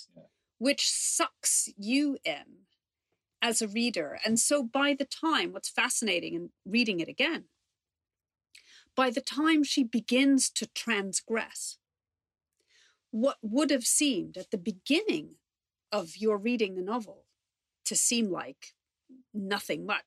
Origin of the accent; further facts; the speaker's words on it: New York, United States; now in London, United Kingdom; I grew up in New York